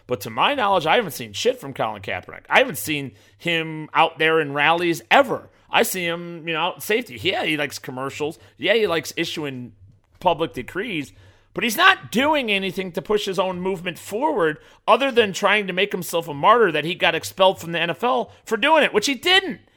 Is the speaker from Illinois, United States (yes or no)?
yes; Burbank, Illinois, United States; also born or lived in Chicago suburbs; I was born on the south side of Chicago, right? I was born in Burbank, Illinois, and I lived there for most of my adolescent life